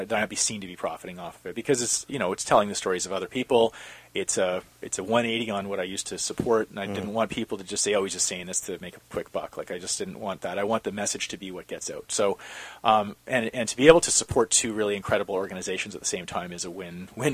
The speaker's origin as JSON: {"language": "English", "town": "Calgary", "region": "Alberta", "country": "Canada", "tie": "born or raised there", "moved": "yes", "lives_now": "Vancouver, Canada", "said": "growing up in Calgary"}